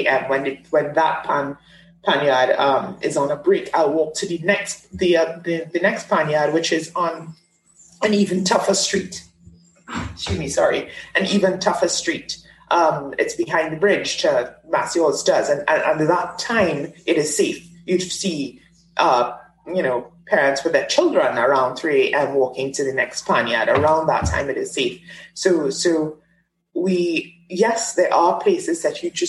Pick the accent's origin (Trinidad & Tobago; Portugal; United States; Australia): Trinidad & Tobago; as a Trinidadian, who is Afro-Trinidadian